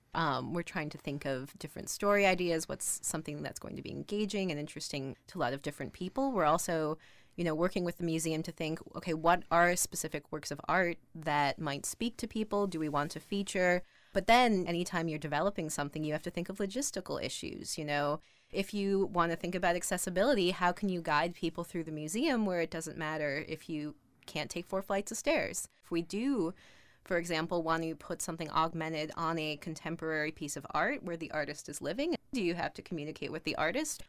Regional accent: Minneapolis, Minnesota, United States; I grew up in Minneapolis

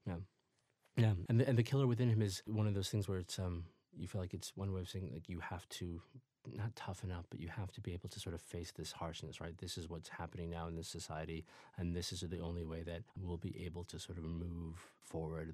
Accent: Peoria, suburbs of Chicago, Illinois, United States; also born or lived in Ethiopia; I grew up first in Peoria, Illinois, after my family left Ethiopia, and then in the suburbs of Chicago

